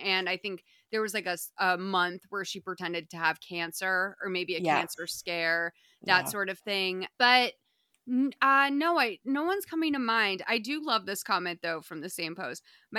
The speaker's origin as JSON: {"language": "English", "region": "Massachusetts", "country": "United States", "said": "I'm from Massachusetts."}